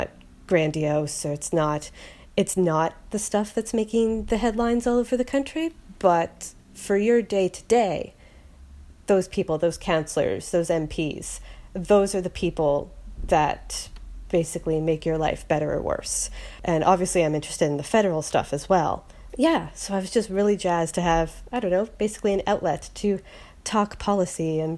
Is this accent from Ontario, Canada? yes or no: no; Halifax, Nova Scotia, Canada; moved away as an adult; also born or lived in Victoria, British Columbia / Vancouver, British Columbia; I am recording from Halifax, Nova Scotia. I was born and raised here